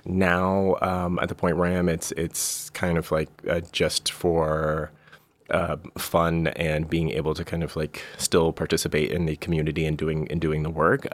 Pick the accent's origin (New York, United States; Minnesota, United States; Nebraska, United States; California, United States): California, United States; Bay Area; I'm from the Bay Area originally